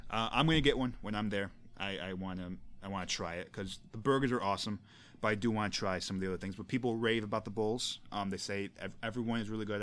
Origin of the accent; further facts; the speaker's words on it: United States; as an American